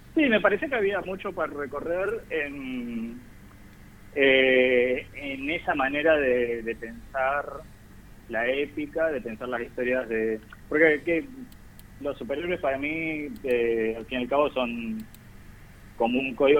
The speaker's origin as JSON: {"language": "Spanish", "town": "Zárate", "region": "Buenos Aires Province", "country": "Argentina", "moved": "yes", "lives_now": "Buenos Aires, Argentina", "said": "Yo soy de Zárate originalmente, provincia de Buenos Aires."}